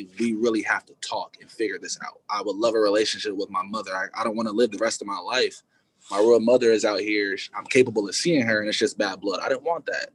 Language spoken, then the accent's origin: English; California, United States; also born or lived in Dickinson, North Dakota; I'm from California